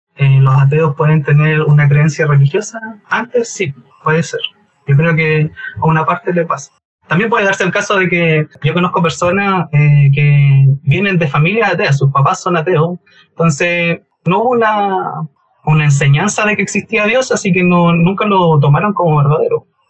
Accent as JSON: {"language": "Spanish", "town": "Concepción", "region": "Biobío", "country": "Chile", "said": "soy de Conce y me desempeño laboralmente"}